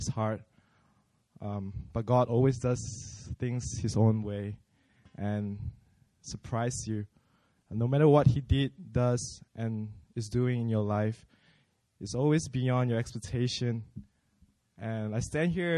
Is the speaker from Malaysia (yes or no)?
yes; Malaysia; moved away as an adult; now in South Korea; I'm from Malaysia.